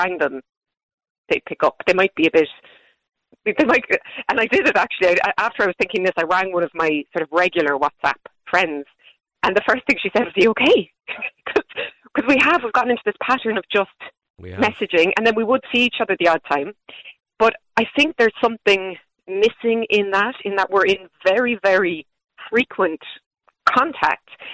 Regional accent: Ireland; us as Irish people

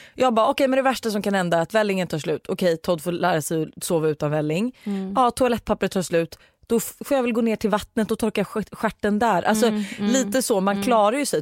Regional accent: Danderyd, Stockholm County, Sweden; also born or lived in Australia; now in Sollentuna, Sweden; jag är uppvuxen i Danderyd

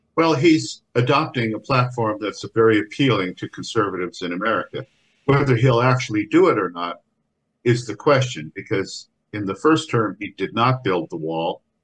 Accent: United States; we Irish Americans

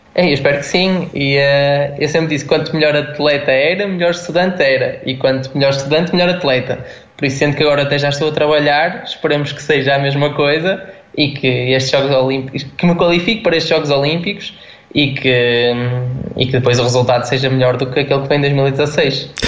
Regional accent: Guimarães, Norte, Portugal; eu sou de, sou de Guimarães

